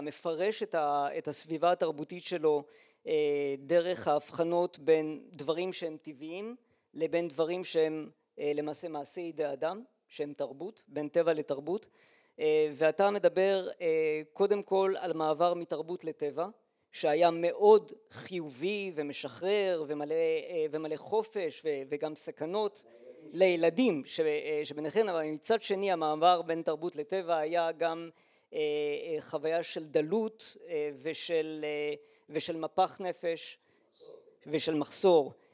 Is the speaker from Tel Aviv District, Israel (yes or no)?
yes; Holon, Tel Aviv District, Israel; also born or lived in Lyon, France; אני גדלתי במשך כל השנים עד בחולון